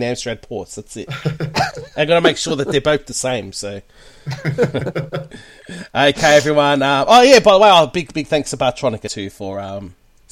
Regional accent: Australia; I'm the Aussie version of Andy

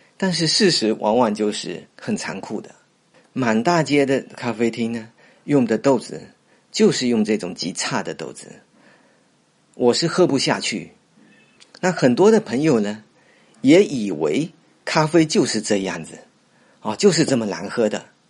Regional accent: Fuzhou, Fujian, China; 我从小就是在这里长大的

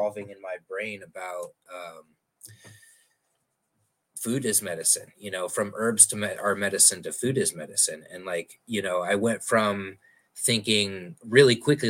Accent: Omaha, Nebraska, United States; moved away as an adult; now in Arizona, United States; I'm from Omaha

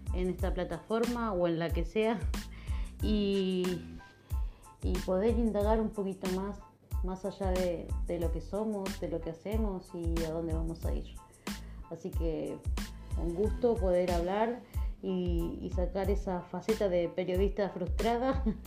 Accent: Argentina; now in Spain; soy argentina, vivo en España.

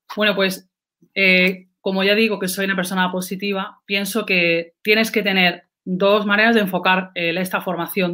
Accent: Andalusia, Spain; soy andaluza, no, no, lo puedo negar

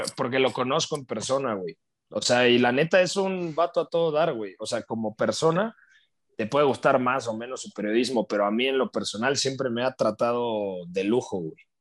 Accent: Mexico; soy mexicano

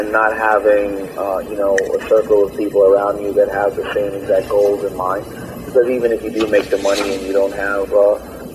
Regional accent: New York City, New York, United States; also born or lived in Queens; I was born in Brooklyn, and I kind of went back and forth to Brooklyn and Queens

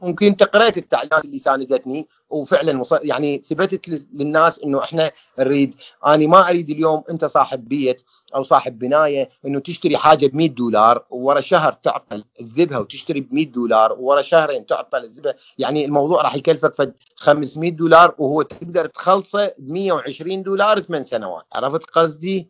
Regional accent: Iraq; احنا عراقيين

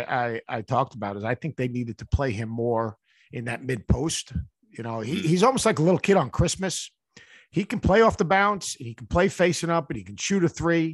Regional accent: Plainview, New York, United States; also born or lived in Queens; we grew up born in Queens, grew up in Plainview, Long Island

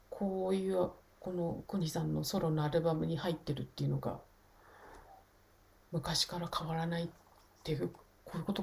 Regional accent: Shizuoka, Japan; 私も静岡なので

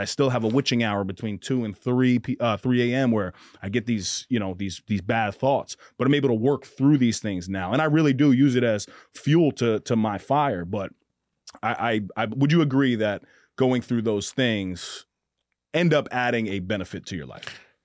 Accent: Mount Vernon, New York, United States; I grew up in Mount Vernon, New York

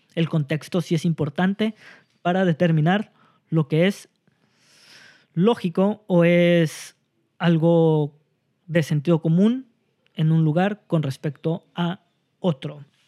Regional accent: Mexico; nosotros como mexicanos

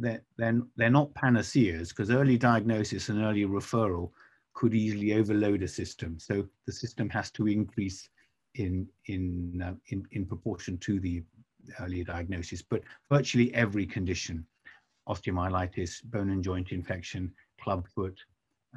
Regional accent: England, United Kingdom; as an Englishman

